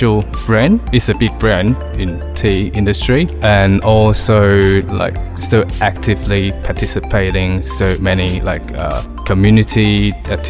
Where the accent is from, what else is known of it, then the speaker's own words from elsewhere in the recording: Hong Kong; moved away as an adult; now in Melbourne, Australia; I grew up in Hong Kong